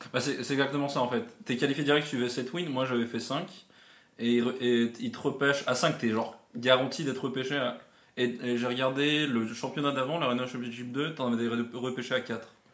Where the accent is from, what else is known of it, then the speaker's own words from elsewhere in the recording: Geneva area, French side, Auvergne-Rhône-Alpes, France; je suis de Genève, enfin, côté France, je suis français, mais j'habite à côté de Genève